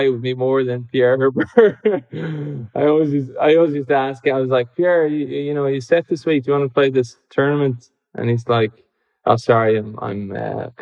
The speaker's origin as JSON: {"language": "English", "country": "Ireland", "said": "as an Irish person"}